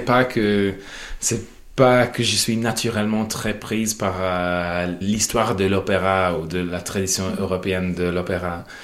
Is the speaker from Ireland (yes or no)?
yes; Monaghan, County Monaghan, Ireland; French is a second language; moved away; je viens de Monaghan qui est sur la frontière entre le nord et le sud.